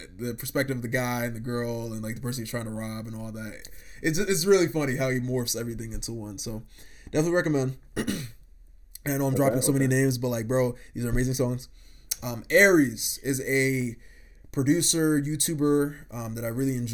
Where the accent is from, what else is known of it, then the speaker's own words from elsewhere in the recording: Ghana; as a Ghanaian myself